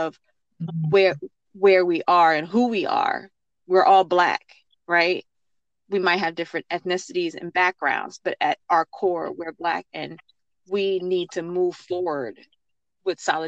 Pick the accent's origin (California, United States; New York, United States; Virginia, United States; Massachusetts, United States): Virginia, United States; Richmond; also born or lived in Jamaica; I was raised in Richmond, Virginia